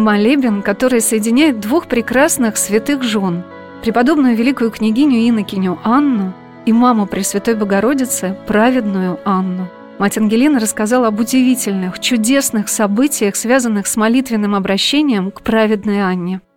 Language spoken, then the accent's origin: Russian; Saratov, Saratov Oblast, Russia; moved away; в моем родном городе